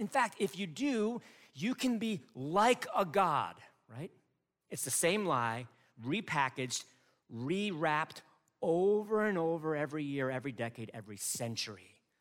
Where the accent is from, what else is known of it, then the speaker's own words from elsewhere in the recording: United States; also born or lived in Chicago / Detroit; as an American people